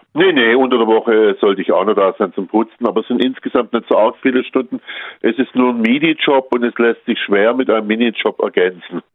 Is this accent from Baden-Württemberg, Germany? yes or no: yes; Baden-Württemberg, Germany; Bei uns in Baden-Württemberg